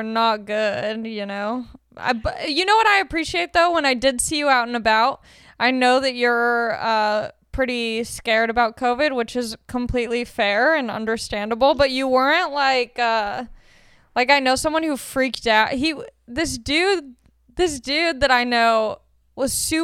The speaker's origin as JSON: {"language": "English", "town": "Long Beach", "region": "California", "country": "United States", "said": "I'm from Long Beach"}